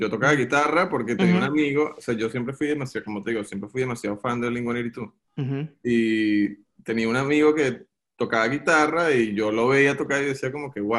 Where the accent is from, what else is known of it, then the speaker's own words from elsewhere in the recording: Venezuela; now in United States; yo cuando estaba en Venezuela, yo me mudé de Venezuela en el 2009 o 2010, hace bastante tiempo. Y cuando llegué a Estados Unidos